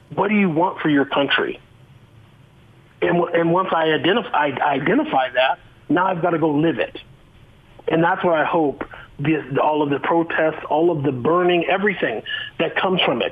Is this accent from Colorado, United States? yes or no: yes; Boulder, Colorado, United States; now in Utah, United States; I grew up in Boulder, Colorado.